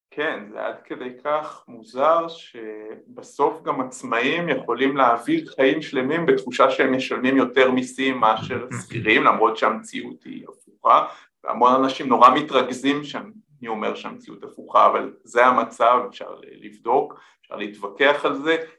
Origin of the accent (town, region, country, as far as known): Israel